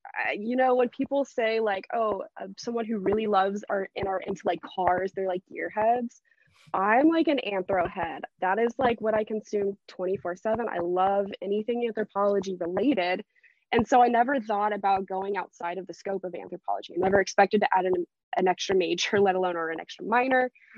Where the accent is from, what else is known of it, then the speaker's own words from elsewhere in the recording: the South, United States; I live in the South. I'm from the South, never really left the South. And so here it's very Christian dominated.